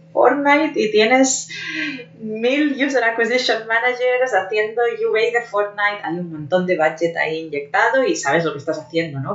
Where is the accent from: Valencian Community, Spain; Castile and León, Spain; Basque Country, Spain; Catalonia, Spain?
Catalonia, Spain; Barcelona; moved away as an adult; now in Germany; mi ciudad natal